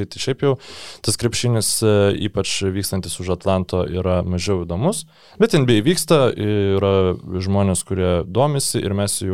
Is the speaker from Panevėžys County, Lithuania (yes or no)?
no; Vilnius, Vilnius County, Lithuania; dėl to, kad aš Vilnietis